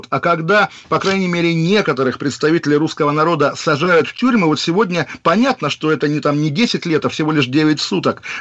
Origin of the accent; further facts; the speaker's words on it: Saratov, Saratov Oblast, Russia; но я думаю, как коренной саратовец, наш слушатель поддержит, конечно, Вячеслава Володина